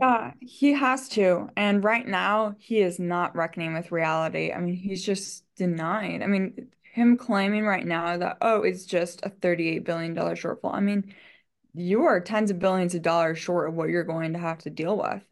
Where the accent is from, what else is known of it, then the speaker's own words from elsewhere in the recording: Michigan, United States; moved away; I'm from Michigan